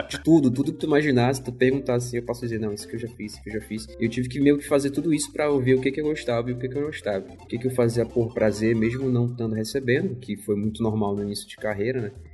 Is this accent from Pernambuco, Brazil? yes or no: no; Marituba, Pará, Brazil; moved away as an adult; also born or lived in Belém; now in São Paulo, Brazil; na verdade eu sou de duas cidades depois, que é Marituba